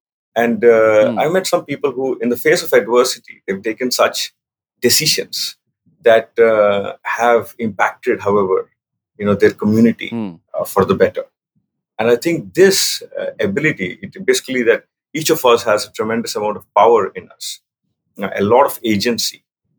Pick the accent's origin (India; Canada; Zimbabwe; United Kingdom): India; Andhra Pradesh; also born or lived in Delhi; So, my upbringing was all over the place, but more in India. So, I grew up mostly in Andhra Pradesh, what was in Andhra Pradesh, including Tirupati, Vizag, Hyderabad.